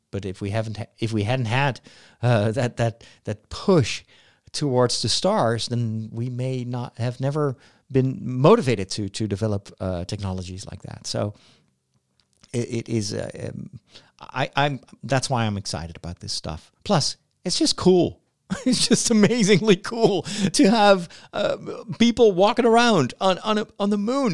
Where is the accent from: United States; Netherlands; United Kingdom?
Netherlands; my home country in the Netherlands